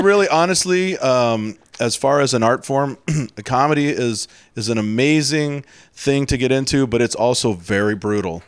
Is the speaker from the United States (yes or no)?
yes; Houston, Texas, United States; moved away; I'm from Houston